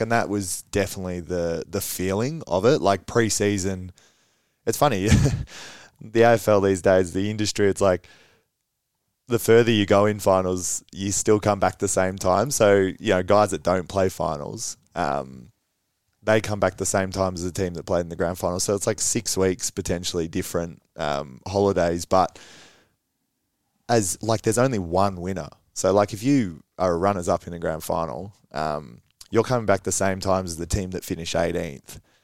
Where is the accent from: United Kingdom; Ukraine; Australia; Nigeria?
Australia; Romsey, Victoria; now in Mornington, Australia; I grew up in Romsey